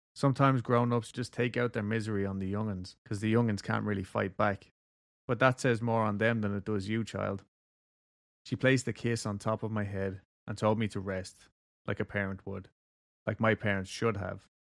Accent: Kentucky, United States; I'm from Kentucky

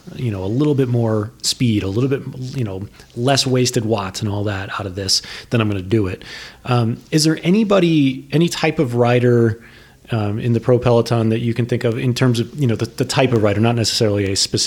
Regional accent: New England, United States; I grew up in New England.

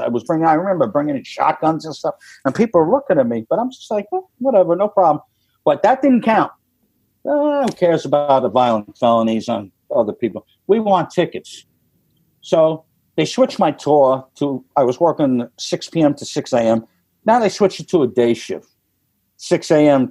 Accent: New York, United States; moved away; I'm from New York

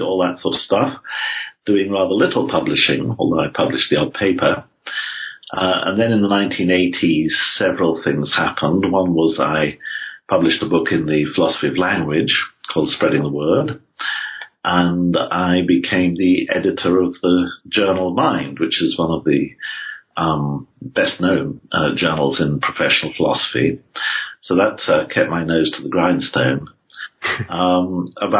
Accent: England, United Kingdom; I grew up in England, as you can no doubt tell from my voice.

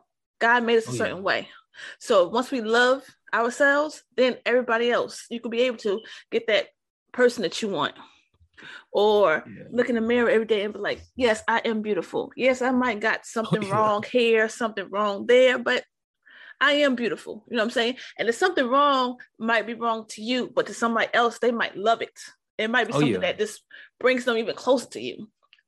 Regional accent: New York City, New York, United States; growing up in New York, like, in the 80s and like, you know, early 90s and stuff, most everywhere I went, because I'm from originally from Harlem.

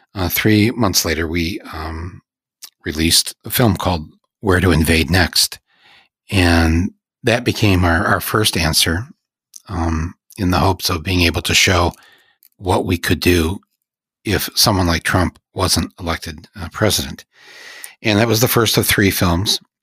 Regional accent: United States

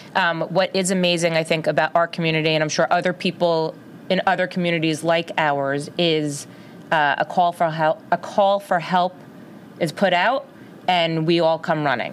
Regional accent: Livingston, New Jersey, United States; I was born and bred in Livingston, New Jersey

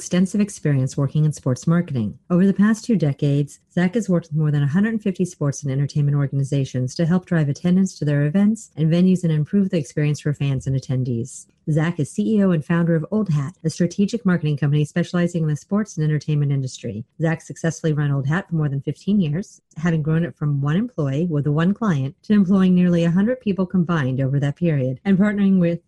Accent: Texas, United States; I'm from Texas

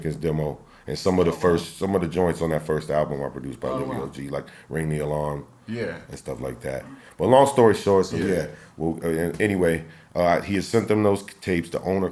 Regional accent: Tampa, Florida, United States; moved away as an adult; also born or lived in New York; I was born and raised in Tampa

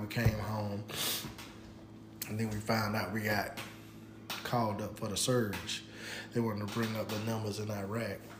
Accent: Pensacola, Florida, United States; I'm from Pensacola, Florida

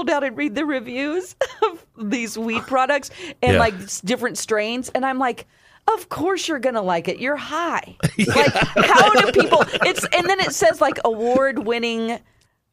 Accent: Ozark, Missouri, United States; my hometown of Ozark

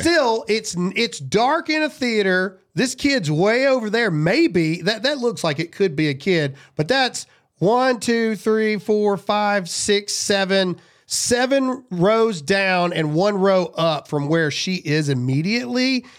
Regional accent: United States; I'm an American

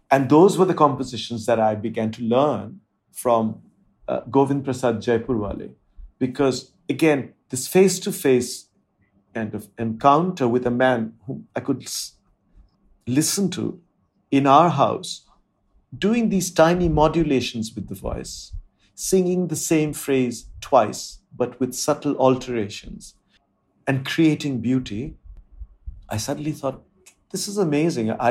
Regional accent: India; first language Bengali; English is a second language; Indian languages that I spoke were my mother tongue, Bengali and Hindi.

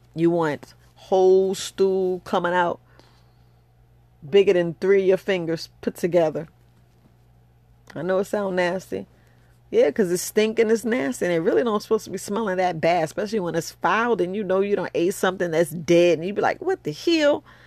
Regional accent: New York, United States; I'm from New York

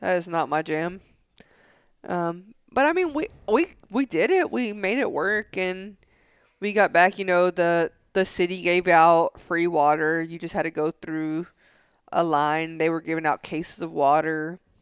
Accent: Tennessee, United States; now in San Angelo, United States; I grew up right next to a lake, so there's nothing different than this lake and Center Hill Lake, like, where I grew up in Tennessee

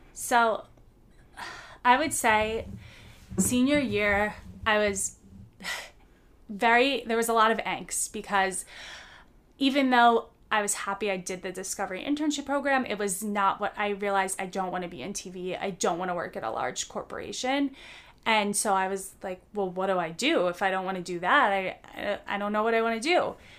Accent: United States; moved away as an adult; the people I'm used to in my home country

